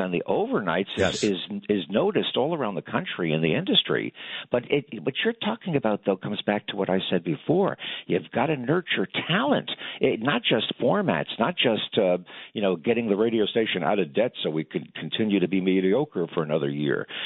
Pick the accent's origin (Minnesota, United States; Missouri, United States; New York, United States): New York, United States; I grew up in New York